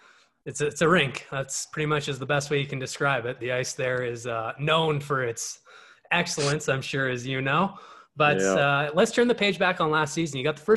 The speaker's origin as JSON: {"language": "English", "area": "North Delta", "region": "British Columbia", "country": "Canada", "tie": "born or raised there", "said": "I hail from North Alta, BC."}